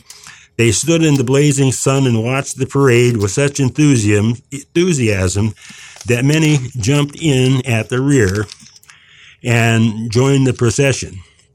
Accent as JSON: {"language": "English", "region": "California", "country": "United States", "tie": "born or raised there", "said": "Once upon a time, we California kids were taught about Death Valley and its record-setting temperatures. It was one of my home state's many distinctions that made me a California chauvinist."}